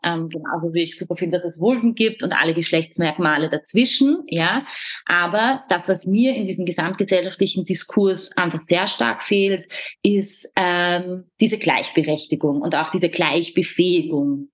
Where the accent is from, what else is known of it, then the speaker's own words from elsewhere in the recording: Vienna, Austria; bei uns in Wien